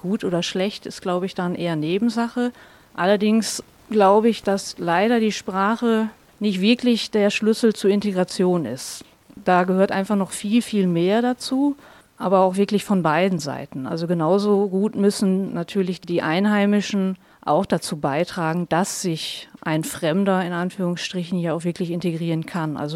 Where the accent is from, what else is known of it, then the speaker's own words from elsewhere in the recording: Germany; now in Hohenems, Austria; ich komme aus Deutschland, lebe aber schon ja, seit ziemlich genau 14 Jahren jetzt mit meinem Mann und meinen zwei Kindern in Österreich, immer im schönen Hohenems.